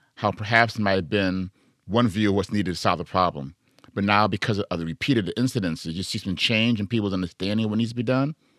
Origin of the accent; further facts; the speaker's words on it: Chicago, Illinois, United States; I'm from Chicago, by the way, born and raised